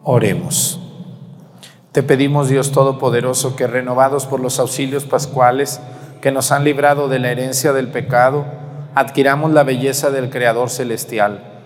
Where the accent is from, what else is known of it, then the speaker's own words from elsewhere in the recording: Mexico; nosotros los mexicanos